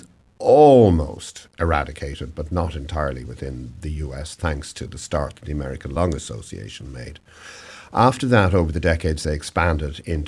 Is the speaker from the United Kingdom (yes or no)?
no; Ireland; moved away as an adult; also born or lived in Southern California; now in Oregon, United States; you're probably gathering from my accent that I originally came from somewhere a little further east than Oregon. So in Ireland